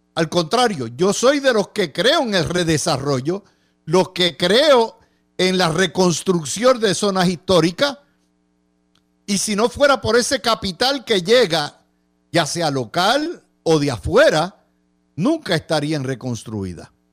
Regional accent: San Juan, Puerto Rico; me crié en Santurce, mi abuela vivía en Santurce

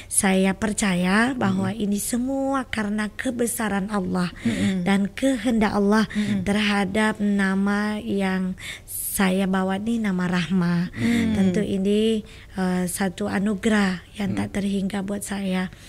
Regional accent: Tembilahan, Riau, Indonesia; di Kecamatan Kateman, hmm. kabupatennya Tembilahan.

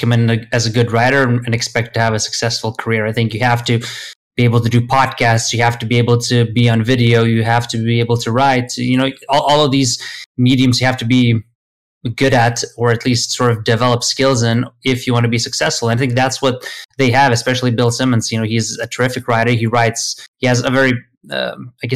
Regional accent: Sweden; English is a second language; also born or lived in Lithuania / United Kingdom; I lived in Sweden pretty much since I was, 8 and a half or so, until my late teens when I finished school

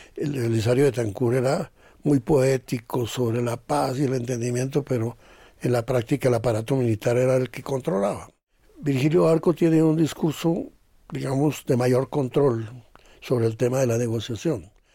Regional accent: Zipaquirá, Cundinamarca, Colombia; nosotros de Zipaquirá.

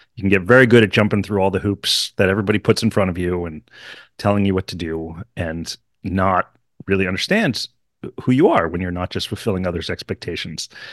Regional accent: Hartford, Connecticut, United States; I grew up in Hartford, outside of Hartford, Connecticut

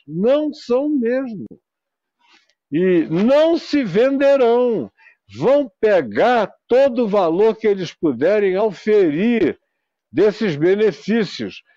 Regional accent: Manaus, Amazonas, Brazil; na minha terra, em Manaus

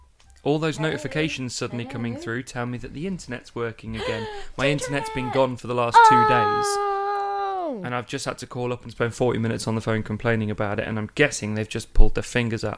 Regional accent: Midlands, United Kingdom; moved away; I grew up in the Midlands.

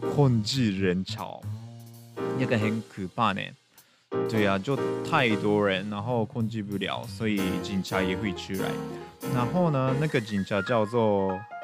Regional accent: Japan; 我们日本人对烟火的印象就是夏天的活动

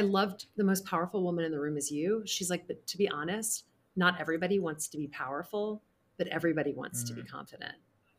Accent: the South, United States; I grew up in the South. It's all about, you know, you catch more bees with honey.

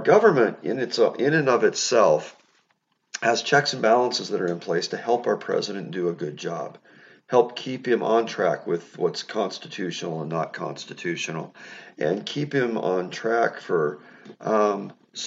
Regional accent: United States; I'm an American

